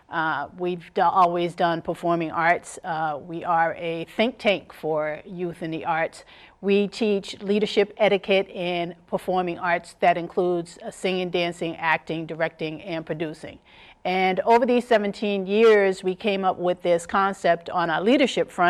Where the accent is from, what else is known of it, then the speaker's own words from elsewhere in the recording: New York, United States; when I was a young child, I used to go to the United Nations quite often. I grew up in New York um, during the summer times